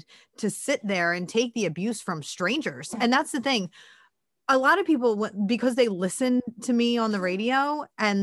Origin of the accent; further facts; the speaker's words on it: Philadelphia, Pennsylvania, United States; I'm Irish and from Northeast Philly